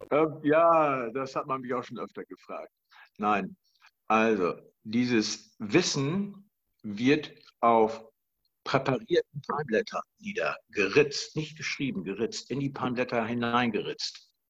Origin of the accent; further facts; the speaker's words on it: Germany; ich komme aus Deutschland und bin in Deutschland über 30 Jahre lang Unternehmer gewesen